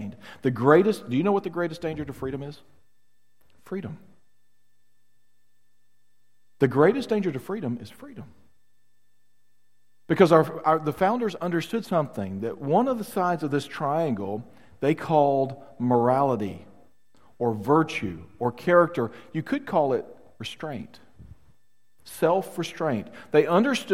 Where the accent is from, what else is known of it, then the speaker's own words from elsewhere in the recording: the South, United States; As a Southerner